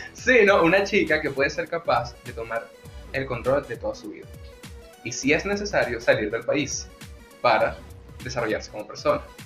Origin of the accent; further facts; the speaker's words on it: Venezuela; los venezolanos tenemos